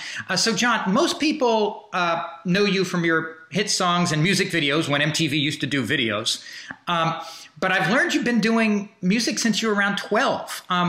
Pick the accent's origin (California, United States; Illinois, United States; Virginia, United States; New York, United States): New York, United States; Woodstock; I grew up in Woodstock, and Woodstock and Bearsville are like, you know, I grew up in an area called the Bearsville Flats, which is right, it's where Woodstock and Bearsville kind of merge.